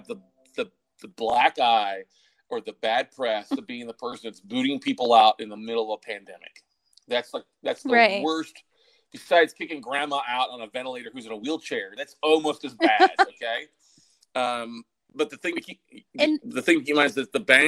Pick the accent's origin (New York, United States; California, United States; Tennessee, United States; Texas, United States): Texas, United States; also born or lived in Minnesota / Austin, Texas; I'm originally from Minnesota, but grew up in Texas, and Austin's been home for 20 plus years now